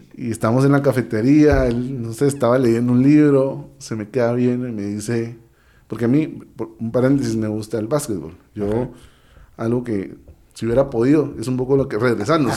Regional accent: Guatemala; yo estudié becado en diversificado, yo estudié becado en el Colegio Americano de Guatemala

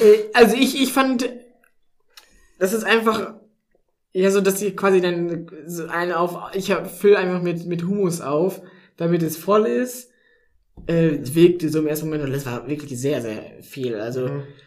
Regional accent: North Rhine-Westphalia, Germany; moved away as an adult; also born or lived in Baden-Württemberg; now in Tübingen, Germany; in NRW, so wo ich herkomme

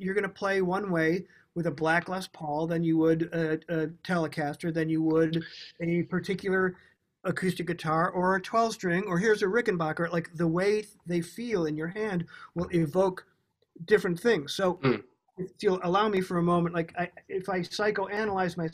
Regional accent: United States; growing up in America

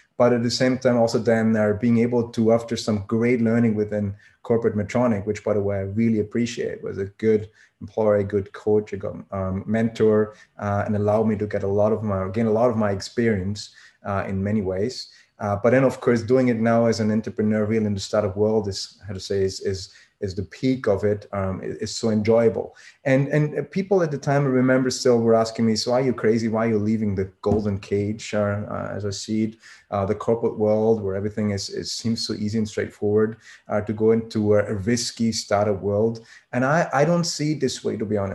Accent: Vienna, Austria; moved away as an adult; also born or lived in Switzerland / Germany; I'm born and raised in Austria, so Vienna, Austria

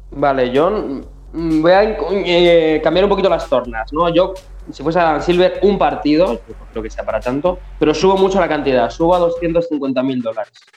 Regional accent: Community of Madrid, Spain; nosotros somos cuatro chavales de la Comunidad de Madrid

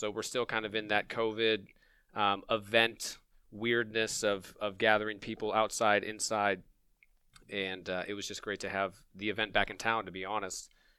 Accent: La Crosse, Wisconsin, United States; also born or lived in Madison, Wisconsin / Colorado; We're both from Wisconsin. I'm originally from La Crosse, went to high school there, had a little bit of a growing up in Colorado for a little bit, and then back to Wisconsin. I was born in Madison.

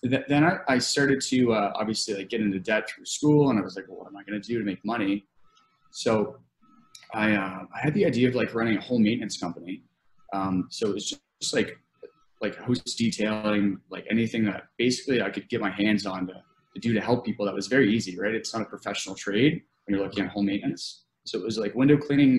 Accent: Nova Scotia, Canada; moved away as an adult; now in London, Canada; I grew up in Nova Scotia. It's like a very, very small town

